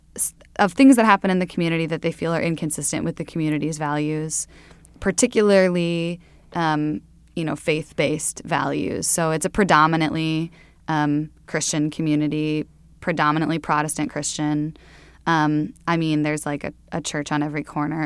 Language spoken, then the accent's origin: English; Sioux Center, Iowa, United States; moved away; I'm from Sioux Center, Iowa, um, which is way up in the northwest corner.